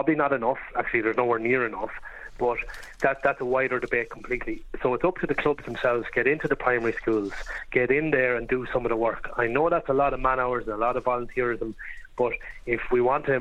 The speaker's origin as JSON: {"language": "English", "region": "Offaly", "country": "Ireland", "said": "I'm from Offaly"}